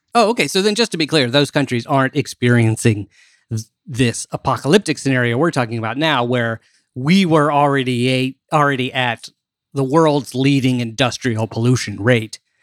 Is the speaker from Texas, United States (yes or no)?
no; D.C. area, Maryland, United States; also born or lived in Washington, D.C.; growing up in Maryland, um, all right, or in D C area